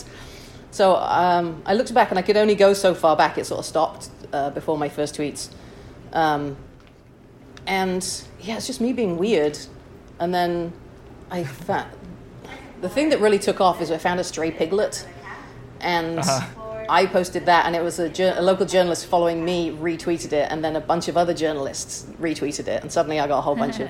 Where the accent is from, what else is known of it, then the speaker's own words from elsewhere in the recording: Chester, North West England, United Kingdom; moved away as an adult; also born or lived in Wichita, Kansas; now in San Francisco, United States; I'm originally from Chester, England.